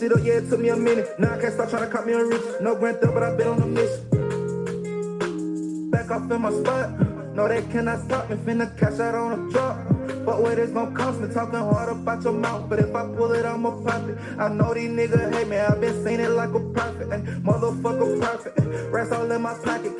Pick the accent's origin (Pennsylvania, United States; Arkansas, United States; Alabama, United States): Alabama, United States; Anniston; I'm from Anniston, Alabama.